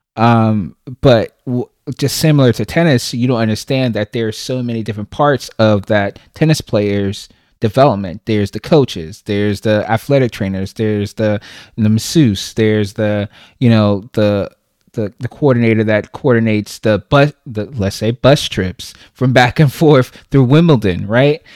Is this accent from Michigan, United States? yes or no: no; New York City, New York, United States; moved away as an adult; now in Charlotte, United States; I'm originally from Brooklyn, New York, born and raised.